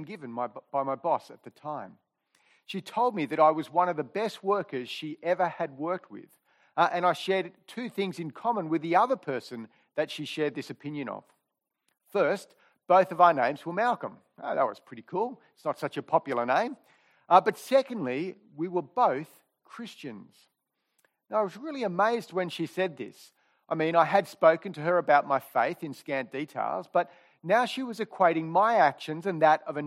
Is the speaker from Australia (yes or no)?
yes; Sydney, New South Wales, Australia; I grew up here in Killara